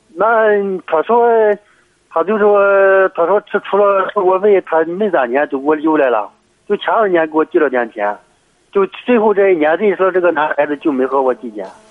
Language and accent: Chinese; Heze, Shandong, China; 我是菏泽的。